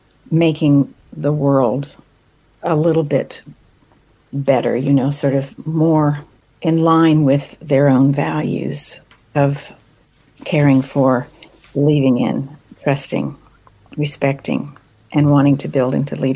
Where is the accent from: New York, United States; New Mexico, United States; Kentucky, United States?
New Mexico, United States; also born or lived in Texas; I was raised in New Mexico, this stunning part of the world